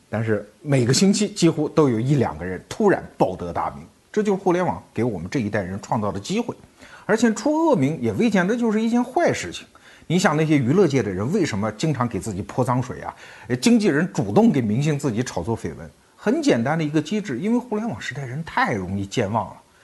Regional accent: China; 我们中国人

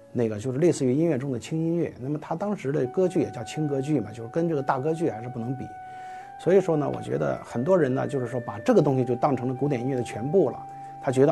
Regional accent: China; 对于我们中国人来说呢

